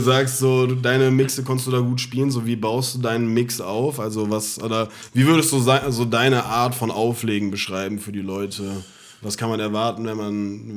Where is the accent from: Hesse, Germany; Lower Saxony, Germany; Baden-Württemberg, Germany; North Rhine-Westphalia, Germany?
Hesse, Germany; Offenbach am Main; ich komme und lebe und bin geboren in Offenbach